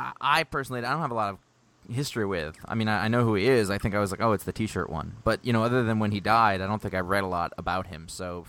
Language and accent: English; Maine, United States; moved away as an adult; also born or lived in Los Angeles, United States; I grew up in Maine in a small town. Then I was in L.A. for 8 years.